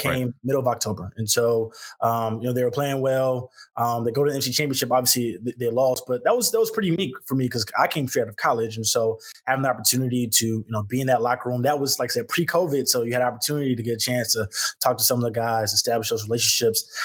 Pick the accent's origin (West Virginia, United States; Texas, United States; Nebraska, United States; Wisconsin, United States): Texas, United States; Houston; moved away; growing up in Houston